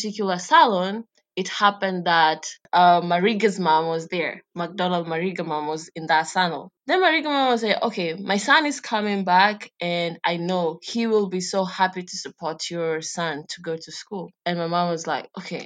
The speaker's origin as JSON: {"language": "English", "region": "Nairobi", "country": "Kenya", "tie": "born or raised there", "also_born_or_lived": "Siaya, Kenya / London, United Kingdom", "moved": "as an adult", "said": "I was raised in Nairobi, but generally from Siaya, Alego"}